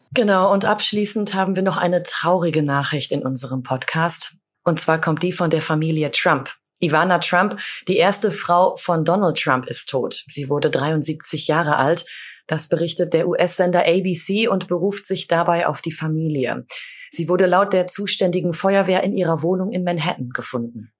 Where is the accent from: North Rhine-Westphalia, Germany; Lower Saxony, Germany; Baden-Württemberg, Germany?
North Rhine-Westphalia, Germany; Sauerland; moved away; in meiner Heimat äh, im Sauerland